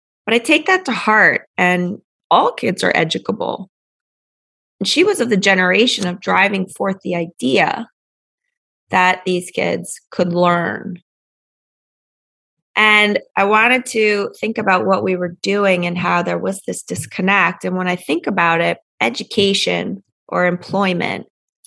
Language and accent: English; Pennsylvania, United States; I grew up in Pennsylvania